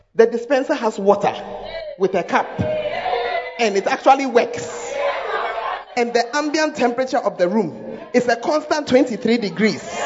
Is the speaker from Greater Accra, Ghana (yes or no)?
yes; Accra, Greater Accra, Ghana; moved away; I'm from Accra, but I left it about 30 years ago